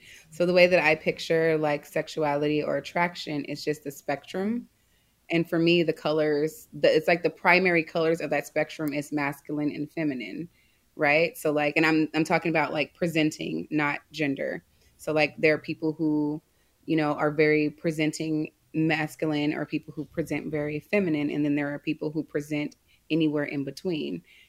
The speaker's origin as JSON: {"language": "English", "town": "Los Angeles", "region": "California", "country": "United States", "tie": "born or raised there", "said": "It wasn't until I grew up in Los Angeles."}